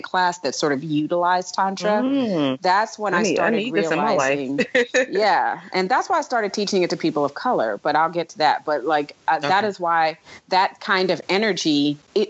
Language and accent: English; New York, United States; moved away; also born or lived in the Southern United States; we grew up in a Black community in New York mm-hmm. before I had to move to the South